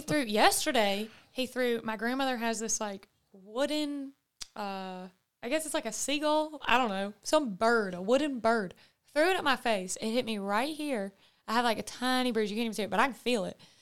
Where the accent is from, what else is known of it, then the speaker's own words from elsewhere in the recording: the South, United States; also born or lived in California; as a Southern woman, and that's just something that's been ingrained into me.